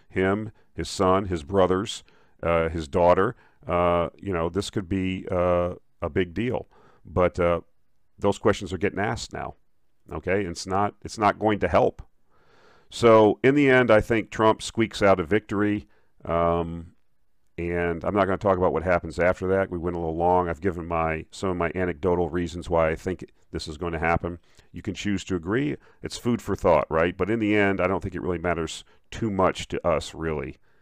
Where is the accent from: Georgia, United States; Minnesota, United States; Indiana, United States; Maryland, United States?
Minnesota, United States; now in Texas, United States; I'm from Minnesota, uh, I live in Texas, obviously, now